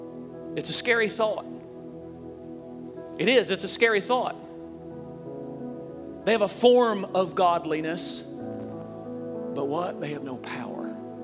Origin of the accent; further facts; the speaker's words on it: Puxico, Missouri, United States; I'm from Puxico, Missouri.